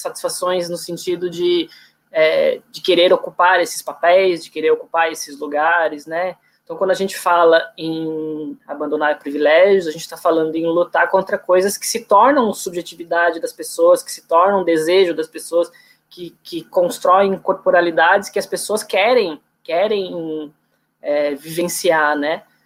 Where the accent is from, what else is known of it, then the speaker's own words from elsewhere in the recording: Florianópolis, Santa Catarina, Brazil; eu sou de Florianópolis